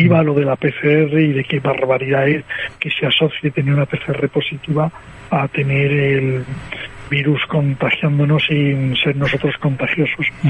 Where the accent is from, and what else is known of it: Spain